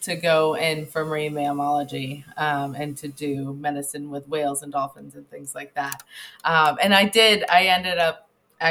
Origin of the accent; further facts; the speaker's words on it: Connecticut, United States; moved away as an adult; now in Springfield, Illinois, United States; I am actually from the East Coast, so I'm from Connecticut